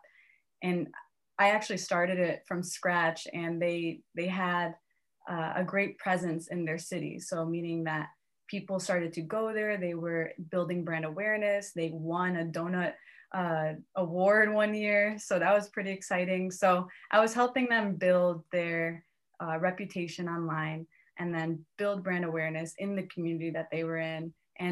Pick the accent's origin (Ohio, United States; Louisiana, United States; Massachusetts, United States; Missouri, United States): Ohio, United States; Cleveland; moved away as an adult; also born or lived in New York / Miami; now in Cleveland, United States; I'm from Cleveland, Ohio. I went to Ohio State.